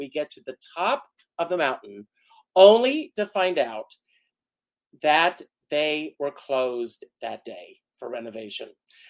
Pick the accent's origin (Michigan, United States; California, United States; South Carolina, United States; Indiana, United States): South Carolina, United States; Conway; now in New York, United States; When I was a kid, I grew up in Conway, South Carolina